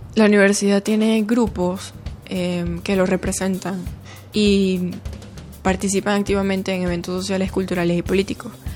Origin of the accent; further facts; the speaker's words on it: Quito, Pichincha, Ecuador; soy de Quito